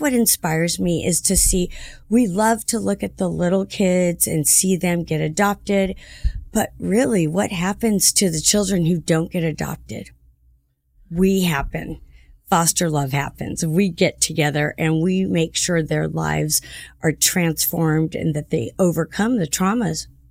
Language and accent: English; Santa Ana, California, United States; I'm from Santa Ana, too